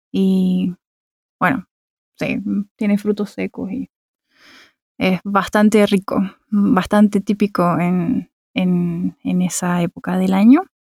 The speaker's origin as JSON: {"language": "Spanish", "town": "Santiago", "region": "Santiago Metropolitan Region", "country": "Chile", "tie": "born or raised there", "accent": "Chilean", "moved": "as an adult", "lives_now": "Berlin, Germany", "said": "eh, soy de Chile, nací en Santiago, bueno, nacida y criada en Santiago de Chile y vivo en Berlín hace casi tres años."}